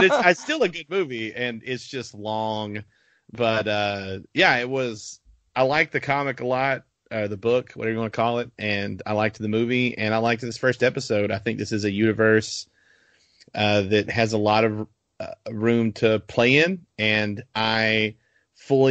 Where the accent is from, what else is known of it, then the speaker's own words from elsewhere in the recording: Arkansas, United States; we're from Arkansas, or the South in general, Texas, surrounding states